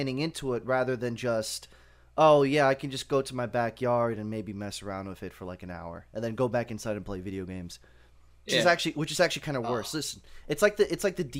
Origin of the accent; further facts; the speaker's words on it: southern Russia, Russia; also born or lived in New York; now in United States; I'm from Southern Russia, so Caucasoid or something like that.